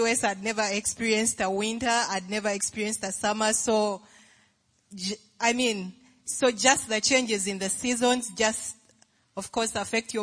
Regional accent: Uganda; moved away as an adult; I'm from Uganda

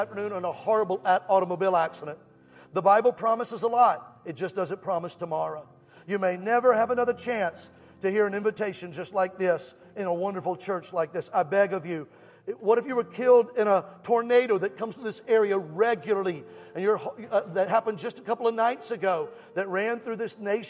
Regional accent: Alabama, United States; I'm from Alabama.

